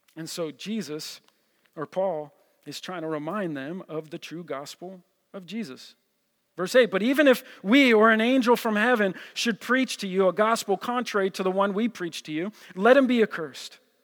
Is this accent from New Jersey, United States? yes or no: yes; New Jersey, United States; I'm from Jersey